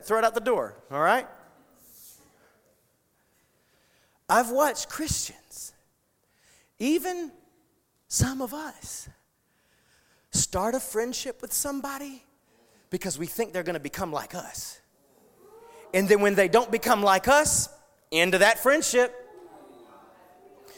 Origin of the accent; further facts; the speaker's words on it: United States; I'm proud to be an American, and I will always be, and I've lived in a foreign country.